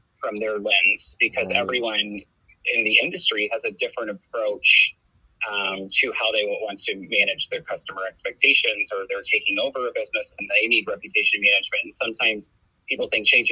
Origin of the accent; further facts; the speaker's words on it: St. Louis, Missouri, United States; moved away as an adult; now in Kansas City, United States; I'm not from Kansas City. I'm actually from St. Louis, Missouri. But I've been in Kansas City since 2016